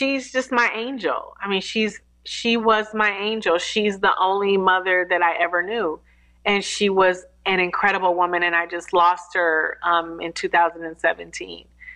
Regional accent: Detroit, Michigan, United States; now in Atlanta, United States; I'm a Detroit native, born and raised in Detroit

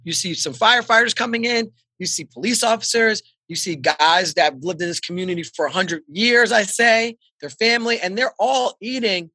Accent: the Poconos, Pennsylvania, United States; I grew up in Pennsylvania in the Poconos.

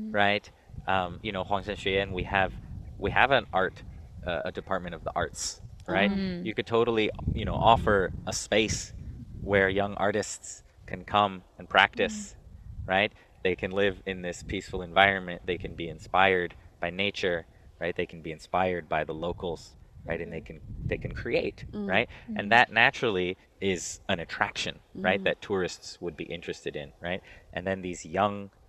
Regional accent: United States; moved away as an adult; now in China; I'm American, but my father's French. And, you know, I grew up in kind of a European culture family in America

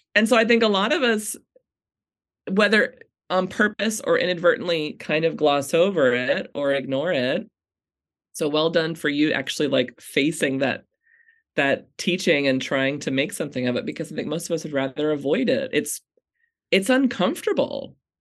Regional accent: United States; American Christians

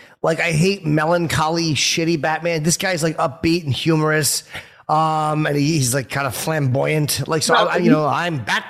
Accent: North Brunswick, New Jersey, United States; I grew up in Jersey, so I kind of know that area fairly well.

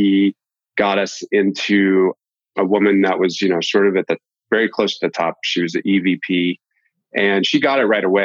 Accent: Boston, Massachusetts, United States; moved away as an adult; also born or lived in Utah; I'm originally from the Boston area

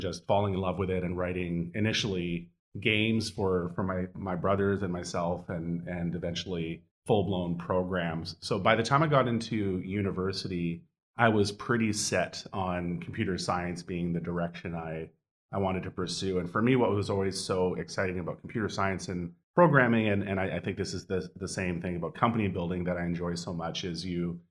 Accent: Edmonton, Alberta, Canada; I grew up in Edmonton, Alberta, which is a very cold and very snowy place in Canada

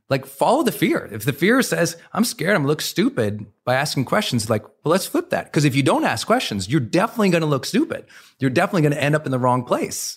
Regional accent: Montana, United States; I was raised in Montana, where men didn't really communicate.

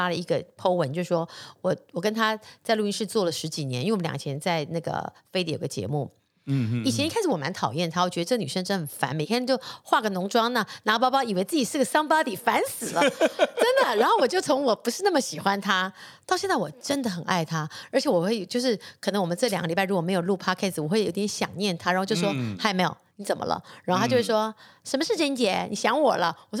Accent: Taiwan; 就是他在国外长大，我是土生土长台湾人。

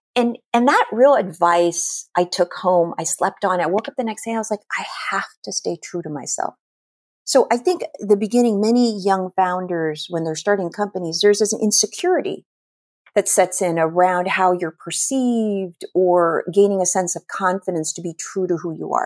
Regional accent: Philippines; moved away; I was born and raised in the Philippines

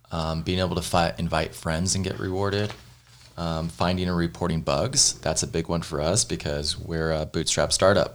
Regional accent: Missouri, United States; growing up in Missouri

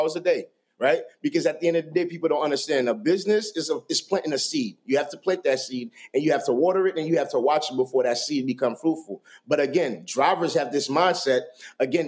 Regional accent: New York City, New York, United States; I grew up in Brooklyn at the time, I remember I was telling you I grew up in a very rough neighborhood

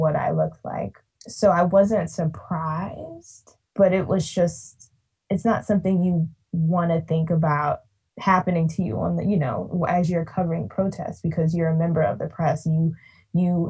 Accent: Georgia, United States; grew up in Georgia, grew up in the South, loves that I'm from the South

